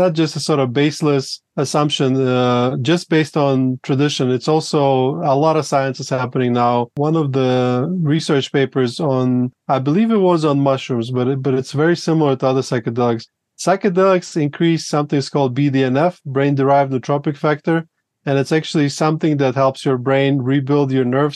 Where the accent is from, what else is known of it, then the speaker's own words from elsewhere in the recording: Latvia; now in Colombia; I'm originally from Latvia, which was part of Soviet Union.